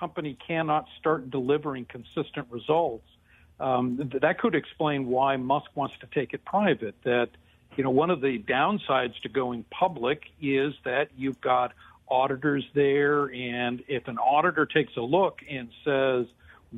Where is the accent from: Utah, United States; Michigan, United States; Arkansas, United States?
Michigan, United States; Detroit; I'm from Detroit